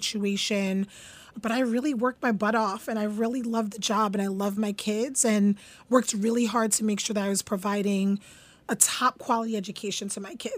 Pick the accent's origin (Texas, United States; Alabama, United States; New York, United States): New York, United States; New York City; also born or lived in Concord, Massachusetts; I grew up in Canarsie, Brooklyn, East Flatbush in Canarsie, Brooklyn